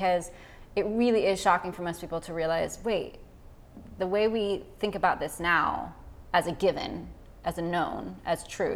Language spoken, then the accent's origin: English; Orange County, California, United States; I grew up in Orange County, so it was very Christian